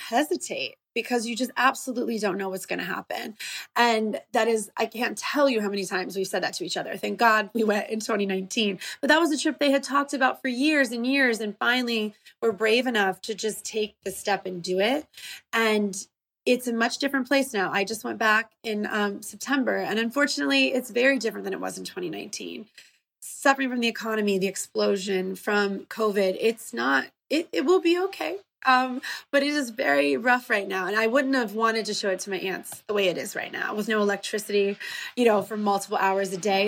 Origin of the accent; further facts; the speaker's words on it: United States; these American hubs of you know Lebanese community in like the Toledo Detroit area um, is where all my family stayed